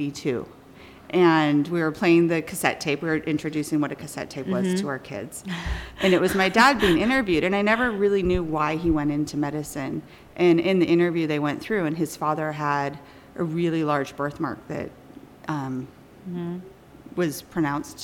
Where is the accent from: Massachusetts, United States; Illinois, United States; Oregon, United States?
Oregon, United States; Medford; also born or lived in Los Angeles / New York; I was raised in Medford